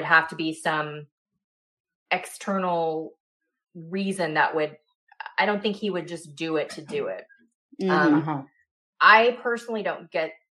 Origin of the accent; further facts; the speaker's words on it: California, United States; I'm from California